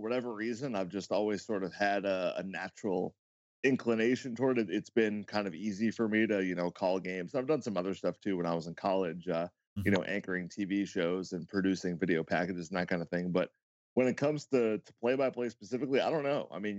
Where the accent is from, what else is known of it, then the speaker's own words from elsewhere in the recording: Ipswich, Massachusetts, United States; moved away as an adult; also born or lived in Miami, Florida; now in Florida, United States; I grew up a little bit north of Boston. I lived in a town called Ipswich, Massachusetts. Changed course, decided I'd had enough of winter, and I've pretty much been in Florida ever since then.